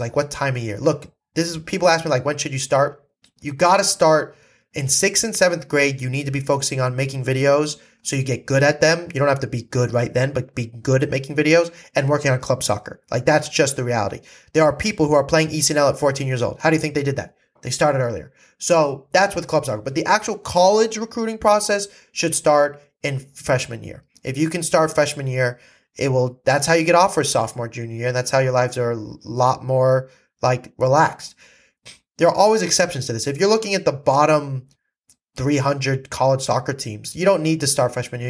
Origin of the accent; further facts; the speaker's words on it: California, United States; I was from California